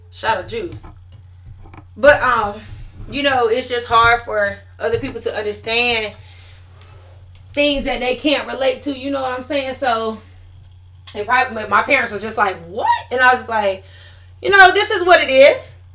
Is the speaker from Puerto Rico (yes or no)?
yes; Puerto Rico; So I got saved in June after I came from Puerto Rico